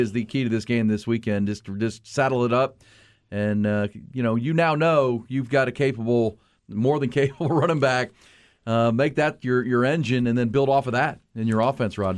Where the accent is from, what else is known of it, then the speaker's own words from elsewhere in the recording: Houston suburbs, Texas, United States; I'm a suburb kid